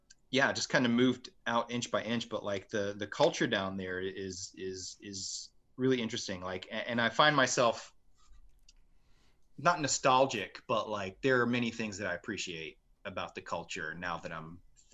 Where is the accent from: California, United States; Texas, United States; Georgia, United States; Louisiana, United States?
Louisiana, United States; Marksville; moved away as an adult; I was born in Marksville.